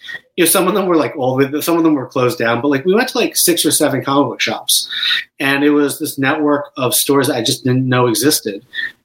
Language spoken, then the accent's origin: English; Boston, Massachusetts, United States; also born or lived in Chicago / Urbana-Champaign; And then they moved to Urbana-Champaign, and then I moved to Boston when I was about 5.